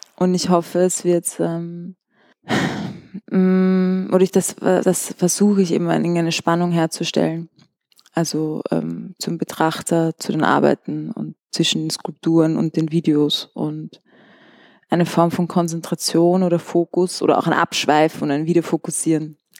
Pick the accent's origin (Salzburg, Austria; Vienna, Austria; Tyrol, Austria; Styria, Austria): Vienna, Austria; moved away as an adult; also born or lived in Amsterdam; ich bin in Wien geboren und bin auch zur Schule gegangen